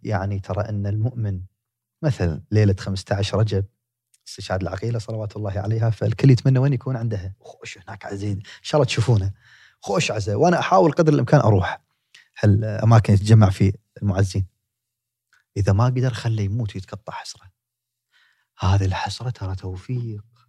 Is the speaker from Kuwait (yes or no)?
yes; Kuwait; تخصص في جامعه جاست عندنا بالكويت